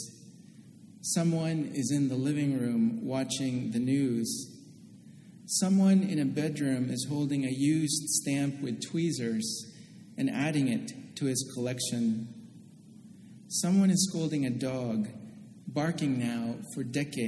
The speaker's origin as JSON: {"language": "English", "town": "Oakland", "region": "California", "country": "United States", "tie": "born or raised there", "moved": "yes", "said": "I grew up in Oakland, California, and my parents have lived in the same house for almost 40 years now"}